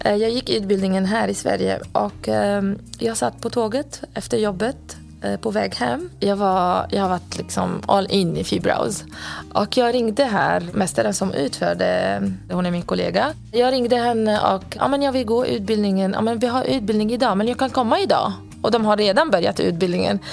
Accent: Lebanon; moved away as an adult; now in Sweden; jag kom från Libanon 2004 och då var jag 19 år.

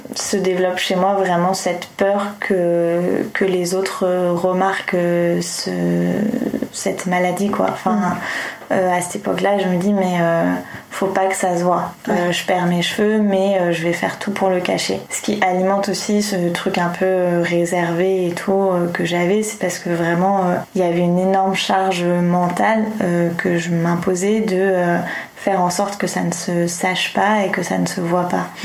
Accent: Tours, Centre-Val de Loire, France; moved away as an adult; also born or lived in Montreal, Canada; now in Paris, France; J'ai effectivement passé toute mon enfance à Tours. Euh, j'ai vraiment euh, grandi là-bas de mes 0 euh, ans à, mes 19 ans.

